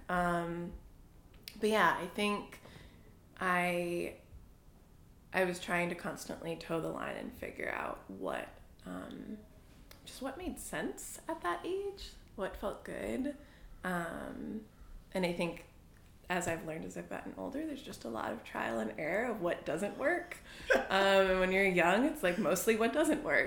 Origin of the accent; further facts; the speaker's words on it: New Hampshire, United States; moved away as an adult; also born or lived in Boston, Massachusetts; we moved from Boston when I was three or four to New Hampshire